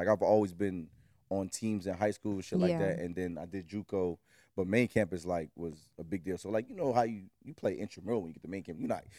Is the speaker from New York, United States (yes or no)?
yes; New York City, New York, United States; Brooklyn, New York.